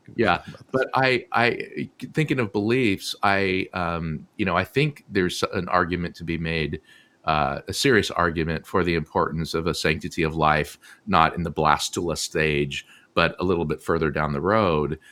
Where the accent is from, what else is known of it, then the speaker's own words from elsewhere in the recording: Southern California, United States; I grew up in Southern California